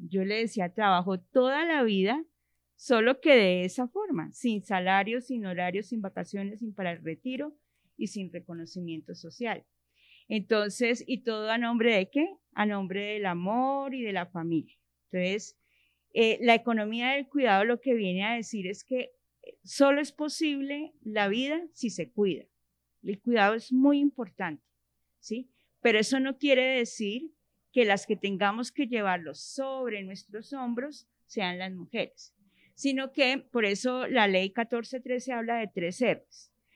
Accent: Bogotá, Colombia; also born or lived in Usaquén, Bogotá; Nací en Bogotá, soy rola de pura cepa, como se dice. Eh, crecí en el barrio Minuto de Dios

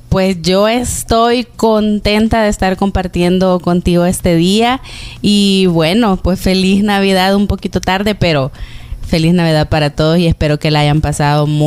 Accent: Zacatecoluca, La Paz, El Salvador; Por ejemplo, yo vengo de una ciudad de Zacatecoluca, del departamento de La Paz. De hecho, en diciembre son las fiestas patronales ahí y este año fueron totalmente diferentes.

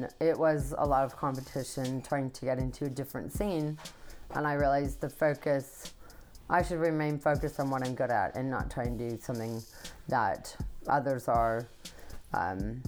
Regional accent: Kansas, United States; I'm from Kansas

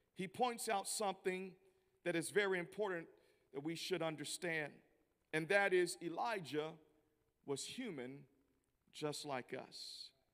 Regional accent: Memphis, Tennessee, United States; now in Kansas City, United States; I'm from Tennessee. I'm not used to this kind of weather. And uh, being from Memphis originally and now based in Kansas City

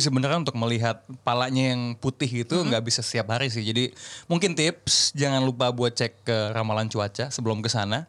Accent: Indonesia; saya dari Indonesia

